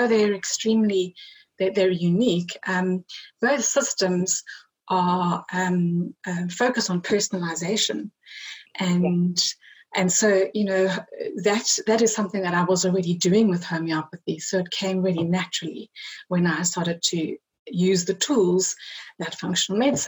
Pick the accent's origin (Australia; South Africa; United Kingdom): South Africa; I grew up in South Africa